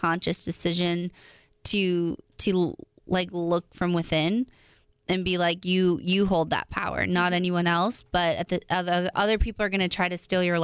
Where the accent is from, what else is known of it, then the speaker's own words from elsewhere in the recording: East Coast, United States; I'm from the East Coast